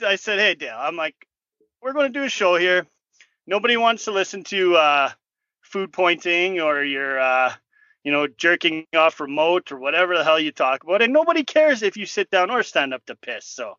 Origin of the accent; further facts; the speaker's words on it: Canada; I'm your Canadian host